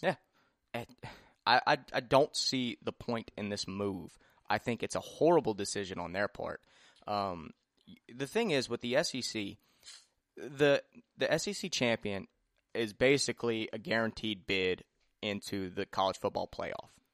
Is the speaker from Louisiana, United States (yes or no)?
yes; Opelousas, Louisiana, United States; also born or lived in Lafayette, Louisiana; I'm from Opelousas